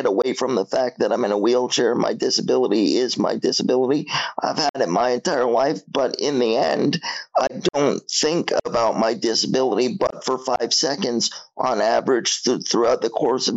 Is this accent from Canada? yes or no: yes; Toronto, Ontario, Canada; born or raised there